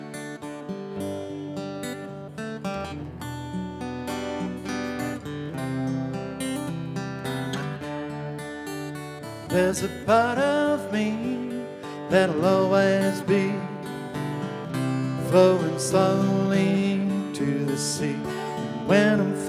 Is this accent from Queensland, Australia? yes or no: no; Melbourne, Victoria, Australia; I grew up in Preston